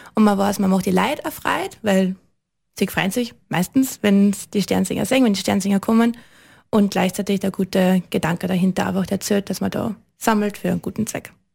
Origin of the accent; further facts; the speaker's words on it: Liezen, Styria, Austria; ich bin aus Liezen, bin Volksschullehrerin